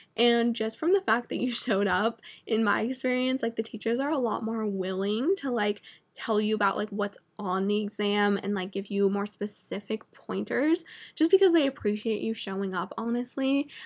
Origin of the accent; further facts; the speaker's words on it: Vermont, United States; moved away; I'm from Vermont, which is literally, like, the most north, like, cold